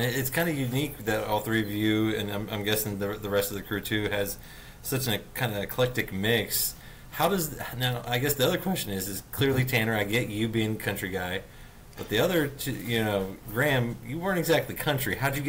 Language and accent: English; Canada; Now, you know, obviously growing up in Canada, I know a couple city boys, a couple country boys.